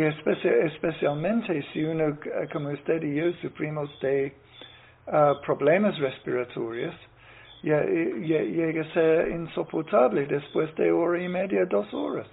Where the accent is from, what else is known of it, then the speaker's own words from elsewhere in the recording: Ireland; Spanish is a second language; now in Nicaragua; en mi país, en, Irlanda